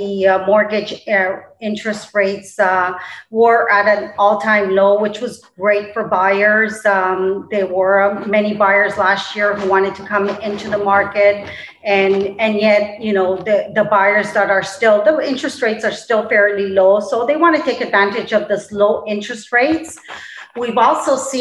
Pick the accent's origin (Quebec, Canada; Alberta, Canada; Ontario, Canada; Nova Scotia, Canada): Ontario, Canada; Toronto; moved away; also born or lived in Colombia; I was born originally in Colombia, South America. I grew up in Toronto, Canada